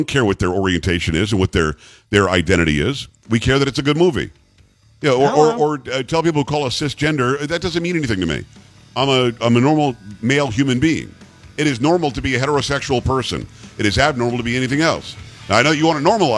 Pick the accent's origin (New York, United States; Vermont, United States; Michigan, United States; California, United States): New York, United States; Long Island; moved away; I'm from Metro New York originally. I'm from Long Island